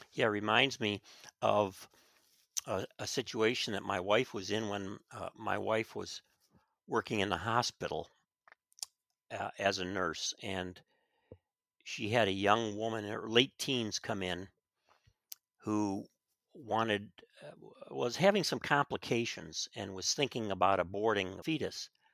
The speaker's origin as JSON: {"language": "English", "town": "Chicago", "region": "Illinois", "country": "United States", "tie": "born or raised there", "said": "I grew up in Chicago"}